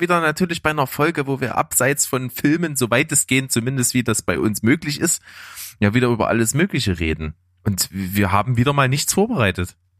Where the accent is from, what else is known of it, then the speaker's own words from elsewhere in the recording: Naunhof, Saxony, Germany; ich bin ja nicht in Leipzig aufgewachsen, sondern in Naunhof